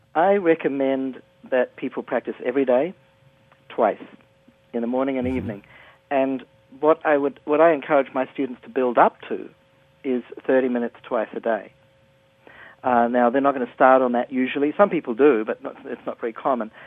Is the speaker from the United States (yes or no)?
no; New Zealand; I'm from New Zealand, and uh, I was a student there at, at university in 1975